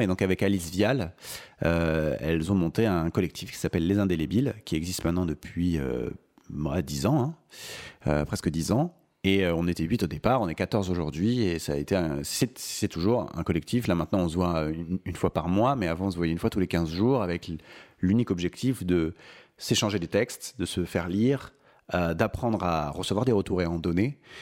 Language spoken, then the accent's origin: French; Maurepas, Île-de-France, France; also born or lived in Paris; je suis né le 9 mars 1989 à Paris 14e. Et j'ai grandi ensuite en banlieue parisienne, euh, dans une petite ville qui s'appelle Maurepas, à côté de Trappes